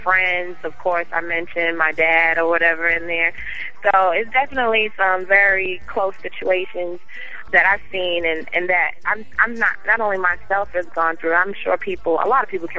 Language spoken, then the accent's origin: English; New York City, New York, United States; I'm from Staten Island, New York. That's where I'm from